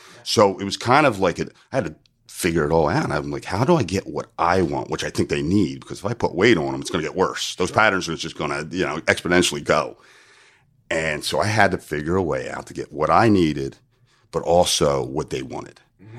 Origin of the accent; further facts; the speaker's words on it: New Jersey, United States; I moved from South Jersey to North Jersey to go to college. And it's almost like two different states. And they would make fun of the O's that are home and phone.